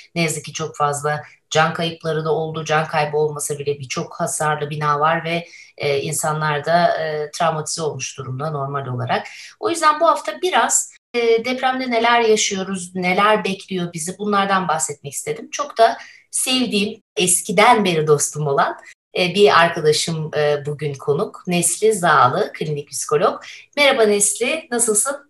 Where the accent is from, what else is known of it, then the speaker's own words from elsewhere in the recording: İzmir, Turkey; moved away; bir İzmirli olarak